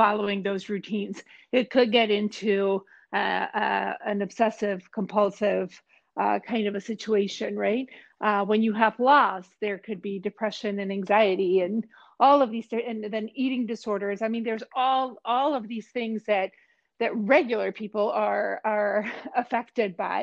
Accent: Mexico; moved away; I'm originally from Mexico. I competed for Mexico in two Olympic Games

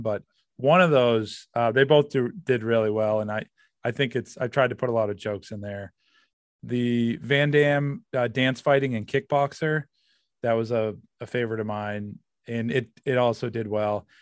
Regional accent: Massachusetts, United States; I'm from Massachusetts

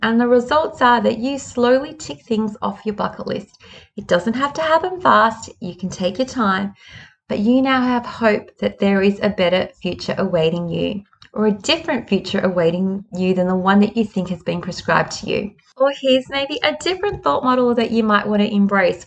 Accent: Sydney, New South Wales, Australia; I was born in Sydney.

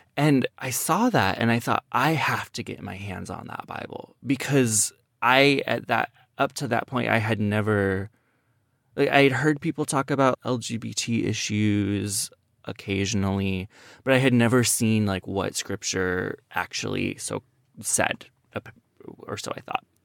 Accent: Iowa, United States; I grew up in Iowa

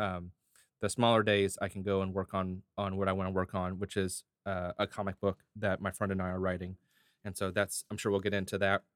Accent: Hurst, Texas, United States; I grew up in Hearst

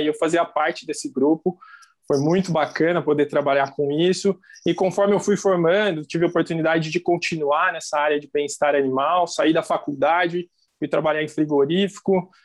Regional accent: São Paulo, Brazil; now in Palotina, Brazil; não sou natural de Palotina, né? Eu sou é, natural do estado de São Paulo

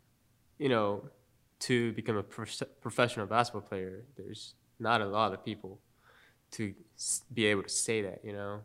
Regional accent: Japan; also born or lived in Charlotte, United States; now in Statesboro, United States; I've always actually wanted to live in Japan again. Mm-hmm. You know, because I I love my home country

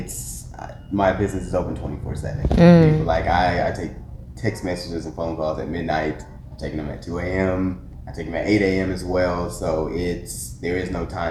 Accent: Atlanta, Georgia, United States; Atlanta native, born and raised in Stonecrest, Lithonia, Decatur area

